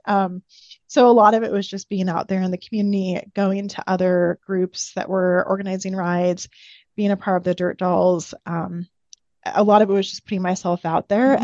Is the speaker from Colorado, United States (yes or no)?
no; Pacific Northwest, just outside of the Seattle area, Washington, United States; moved away as an adult; now in Boise, United States; I grew up in the Pacific Northwest, just outside of the Seattle area.